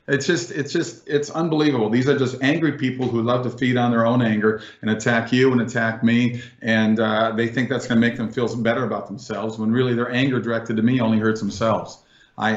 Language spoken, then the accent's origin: English; California, United States; moved away as an adult; now in Florida, United States; I'm from California. We left 2.5 years ago